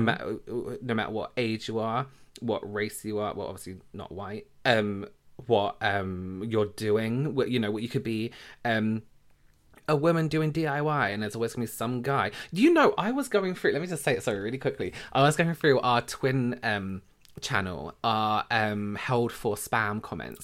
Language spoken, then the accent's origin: English; England, United Kingdom; We're from England